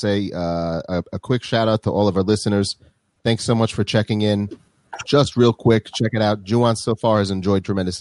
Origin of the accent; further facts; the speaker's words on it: Minneapolis, Minnesota, United States; now in Israel; I'm originally from Minneapolis, Minnesota